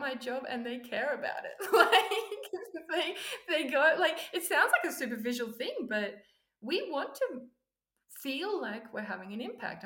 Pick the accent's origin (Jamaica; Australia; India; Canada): Australia; also born or lived in Silicon Valley; I'm Australian